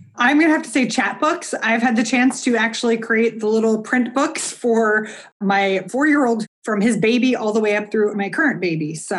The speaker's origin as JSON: {"language": "English", "country": "United States", "said": "I'm an American"}